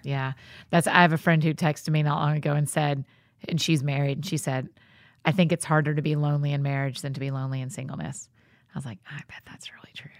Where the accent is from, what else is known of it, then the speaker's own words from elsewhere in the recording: the South, United States; I grew up in the South